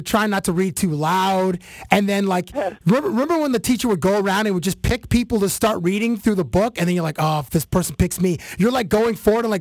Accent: Canada; in Canada, everybody learns French because it's our second language.

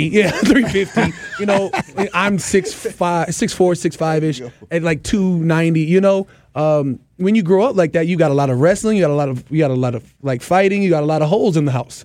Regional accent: Arizona, United States; moved away; also born or lived in Minnesota / California; I'm a West Coast kid, man. I'm from Arizona. I went to school in Cali.

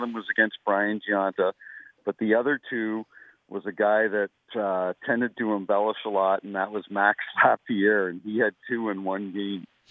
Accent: New Brunswick, Canada; moved away as an adult; now in St. Louis, United States; I grew up in New Brunswick

